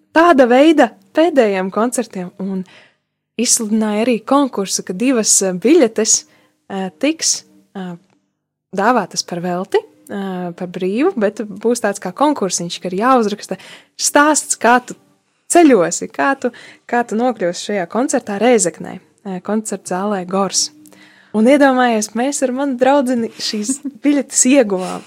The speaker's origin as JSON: {"language": "Latvian", "town": "Subate", "region": "Augšdaugava Municipality", "country": "Latvia", "tie": "born or raised there", "said": "manā dzimtajā pilsētā, dzimtajā pusē, Subatē"}